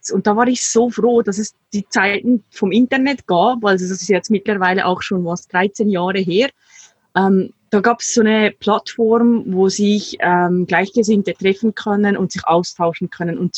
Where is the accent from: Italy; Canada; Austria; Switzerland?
Switzerland; der Schweiz meine Eltern waren zwar überhaupt nicht religiös, aber es war ein sehr katholisches Umfeld, wo ich aufgewachsen bin